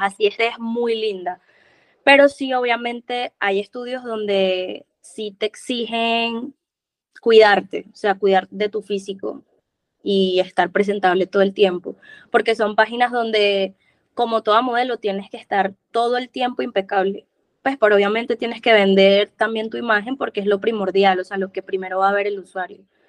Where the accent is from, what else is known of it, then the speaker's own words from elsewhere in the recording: Venezuela; moved away as an adult; also born or lived in Cali, Colombia; now in Medellín, Colombia; yo soy de Venezuela. Tengo ya cinco años acá en Colombia.